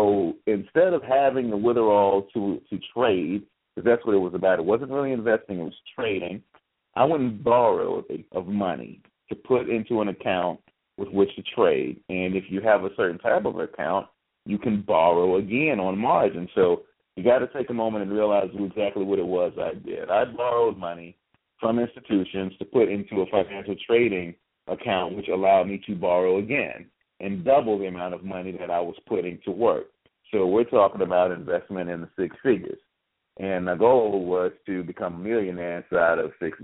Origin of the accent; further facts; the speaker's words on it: United States; we're black and we're American